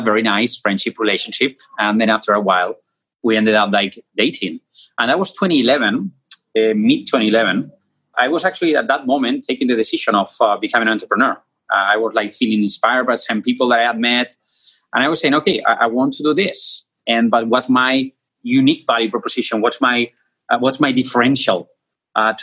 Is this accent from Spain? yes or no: yes; Spain; moved away as an adult; now in Brazil; I'm Spaniard